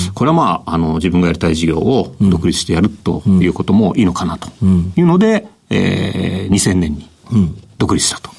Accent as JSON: {"language": "Japanese", "town": "Yokohama", "region": "Kanagawa", "country": "Japan", "tie": "born or raised there", "also_born_or_lived": "Kawasaki", "said": "川崎生まれ横浜育ちです"}